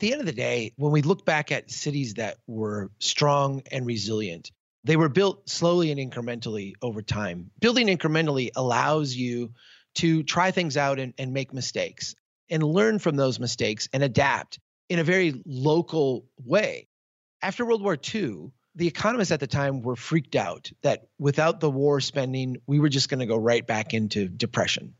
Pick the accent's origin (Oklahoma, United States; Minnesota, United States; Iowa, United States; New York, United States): Minnesota, United States; my home state of Minnesota